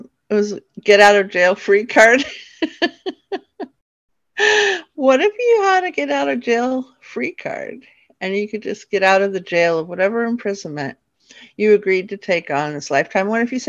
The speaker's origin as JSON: {"language": "English", "region": "New York", "country": "United States", "tie": "born or raised there", "also_born_or_lived": "California", "said": "then kind of shifted down into New York. And that's where I lived when I was a little girl, although I was born in California. And then we moved back to New York, where I got to be around lots of genetic family."}